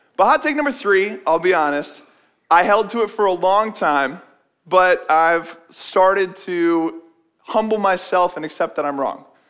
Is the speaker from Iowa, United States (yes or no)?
yes; West Des Moines, Iowa, United States; I grew up in West Des Moines, went to Valley High